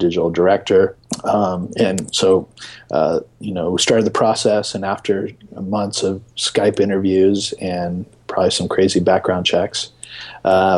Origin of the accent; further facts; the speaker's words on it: San Diego, California, United States; I'm from San Diego, so there's a large Latino population there